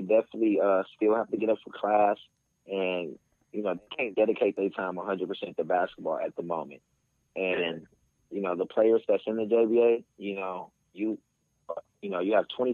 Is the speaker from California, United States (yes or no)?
yes; West Hollywood, California, United States; I'm from West Hollywood, California.